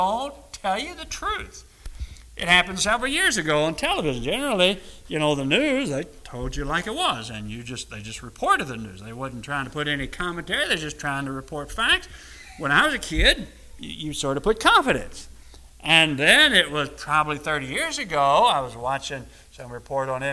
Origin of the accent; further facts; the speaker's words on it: Louisville, Kentucky, United States; I was growing up in Louisville, pretty good, because we lived in Louisville